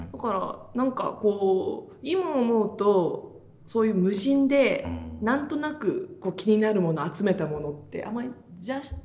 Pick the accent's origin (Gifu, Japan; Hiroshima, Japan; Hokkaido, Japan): Gifu, Japan; Minokamo; also born or lived in Nagoya; now in Tokyo, Japan; 加藤君とも美濃加茂市同じ出身だから